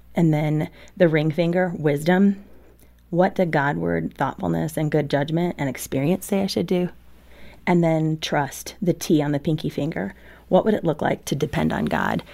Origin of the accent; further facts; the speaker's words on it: Midwest, United States; I grew up in the Midwest